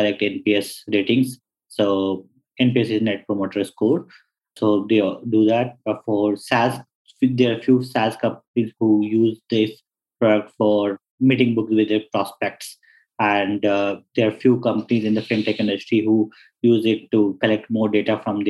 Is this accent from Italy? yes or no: no; India; I come from India